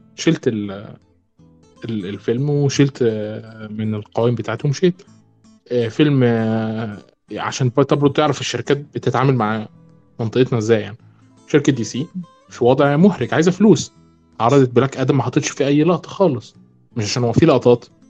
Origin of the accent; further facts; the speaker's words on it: Egypt; عندنا في مصر